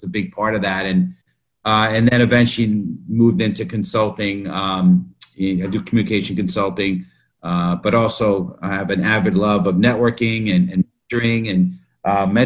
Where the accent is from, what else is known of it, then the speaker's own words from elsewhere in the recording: New York City, New York, United States; I born and raised in the Bronx